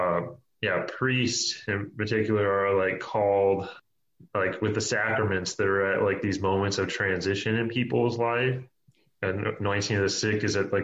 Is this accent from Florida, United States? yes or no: yes; Tampa, Florida, United States; now in Milwaukee, United States; I grew up in Tampa, Florida